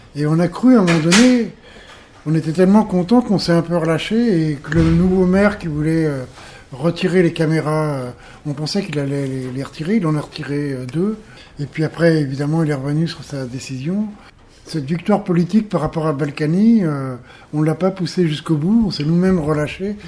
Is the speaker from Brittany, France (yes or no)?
no; Paris, Île-de-France, France; je viens de Paris